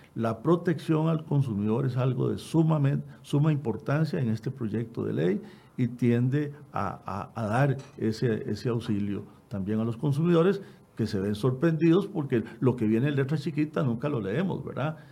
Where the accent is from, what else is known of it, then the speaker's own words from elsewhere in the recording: Costa Rica; como costarricenses